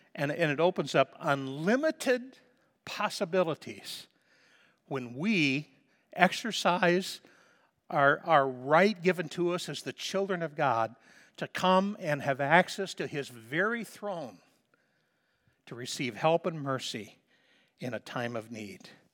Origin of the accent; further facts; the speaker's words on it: Liberty, Missouri, United States; moved away as an adult; also born or lived in Stanley, North Dakota; I'm not moving out of my hometown, okay? I'm staying right here in Missouri